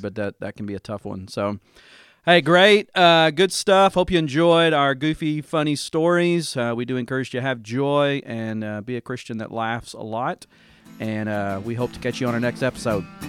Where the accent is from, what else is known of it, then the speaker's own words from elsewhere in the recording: Dover, Tennessee, United States; kind of a rural church in my hometown, Dover, Tennessee